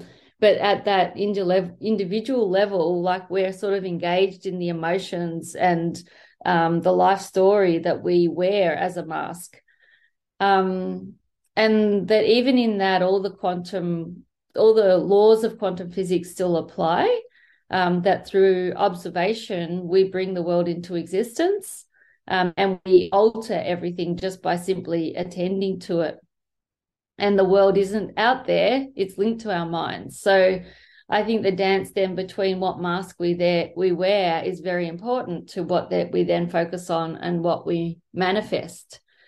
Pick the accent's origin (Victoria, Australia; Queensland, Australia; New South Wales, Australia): Victoria, Australia; Melbourne; I'm a psychologist from Melbourne, Australia.